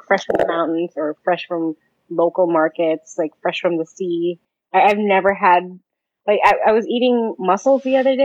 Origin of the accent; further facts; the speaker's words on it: Philippines; now in Albania; I'm Filipino.